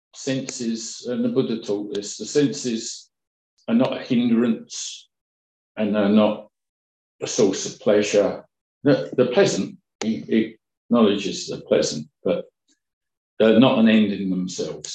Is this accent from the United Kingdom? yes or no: yes; Kent, South East England, United Kingdom; Kent, my hometown, my home county